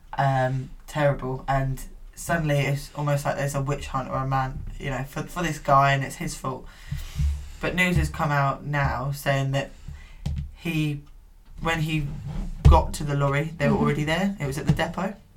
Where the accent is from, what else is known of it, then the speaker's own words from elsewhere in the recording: United Kingdom; I always feel ashamed to be British